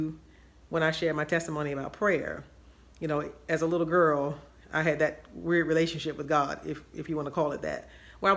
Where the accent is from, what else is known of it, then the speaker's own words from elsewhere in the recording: Washington, District of Columbia, United States; I grew up in Washington, D.C., and my family was Baptist and proud Baptist